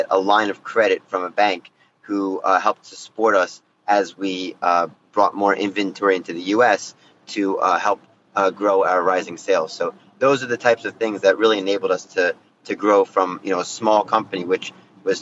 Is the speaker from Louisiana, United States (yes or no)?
no; New Jersey, United States; moved away as an adult; also born or lived in New York City / Shanghai; So I'm from New Jersey originally.